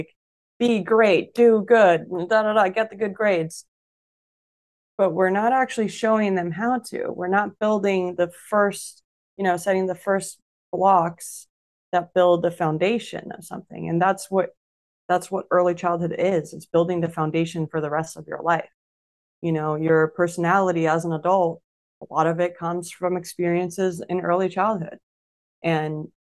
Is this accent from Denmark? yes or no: yes; Denmark; also born or lived in Brazil; I was born in Brazil and I lived there until I was 10. So we moved to Denmark when I was 10.